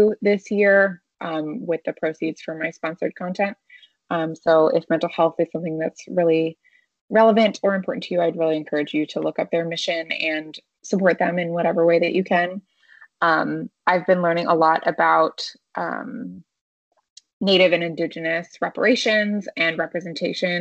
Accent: United States; my hometown was home to the Cherokee people

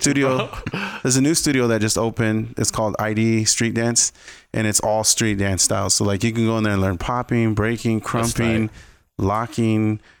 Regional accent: Indio, California, United States; I was born and raised in Coachella Valley, California. So like Indio is where I was born.

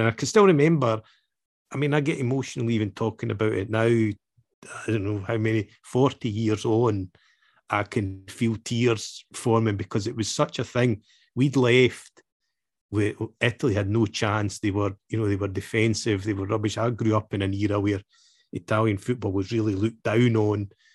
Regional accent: Scotland, United Kingdom; I was born and raised in Scotland

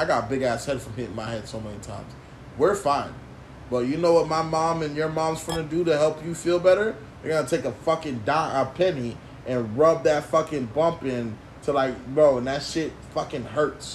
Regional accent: United States; I was born in America

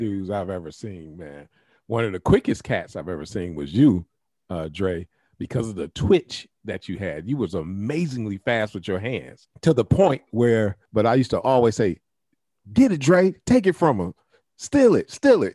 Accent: Scott district, Ohio, United States; I grew up in the Scott district

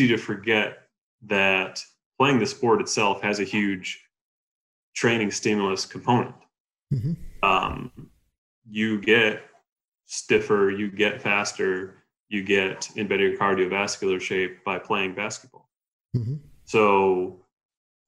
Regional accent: New York, United States; moved away as an adult; also born or lived in Colorado; I'm from New York

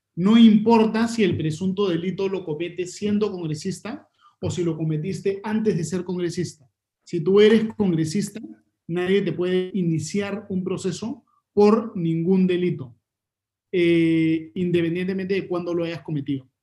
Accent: Peru; como peruanos

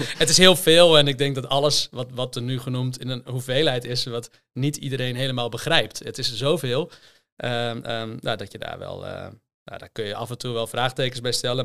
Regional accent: Hoogezand, Groningen, Netherlands; also born or lived in Delft; ik ben geboren in, in Hoge Zand

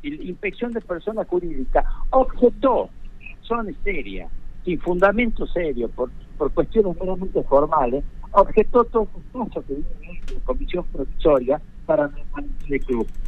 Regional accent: Villa Cubas, Catamarca, Argentina; yo soy de, Villacuba, nací y me crié en Villacuba

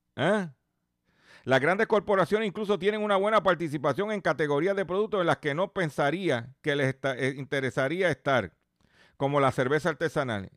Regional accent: Puerto Rico; nosotros somos parte de los Estados Unidos.

